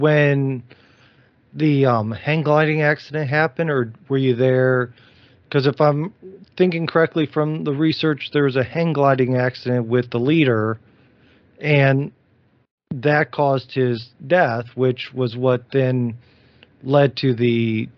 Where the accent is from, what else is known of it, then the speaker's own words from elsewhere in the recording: Ohio, United States; I'm originally from Ohio as well